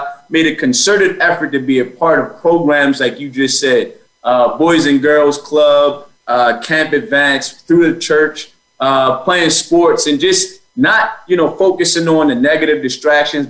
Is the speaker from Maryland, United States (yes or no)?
yes; Baltimore, Maryland, United States; I was born in Baltimore on the east side of Baltimore. So if you're familiar with the area, by Old Memorial Stadium is where I grew up.